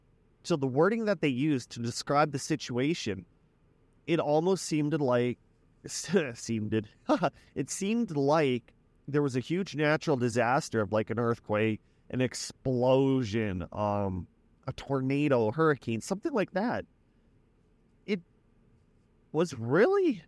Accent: Weyburn, Saskatchewan, Canada; my hometown of Weyburn

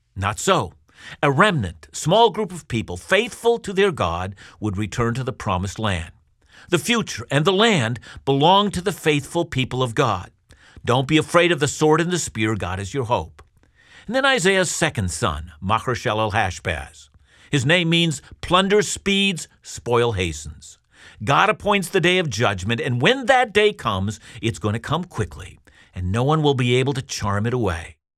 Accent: Canada; as a Canadian Christian

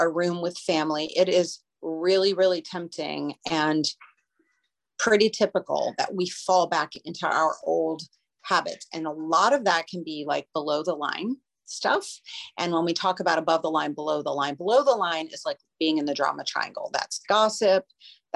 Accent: Beaumont, Texas, United States; I grew up in Beaumont, just a few miles away

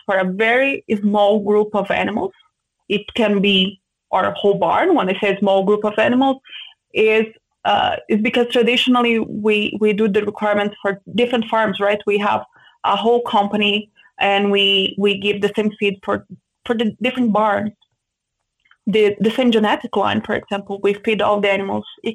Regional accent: Brazil; moved away as an adult; also born or lived in Santa Maria, Brazil / São Paulo, Brazil; now in Canada; I grew up in a pig farm, in a very small farm

